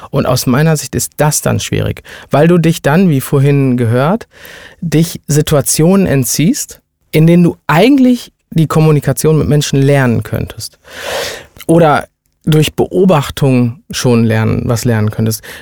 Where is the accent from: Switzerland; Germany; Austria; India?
India; Ich bin ja Inder, ne?